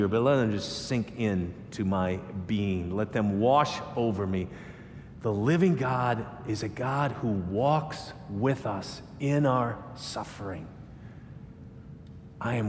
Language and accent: English; United States; I'm an American